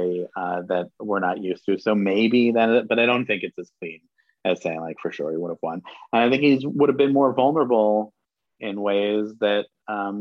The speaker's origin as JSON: {"language": "English", "town": "New York City", "region": "New York", "country": "United States", "tie": "born or raised there", "said": "I grew up in New York City"}